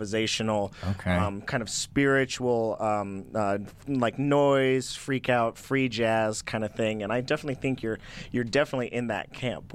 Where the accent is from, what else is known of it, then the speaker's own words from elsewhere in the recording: Durango, Colorado, United States; I'm from Durango, Colorado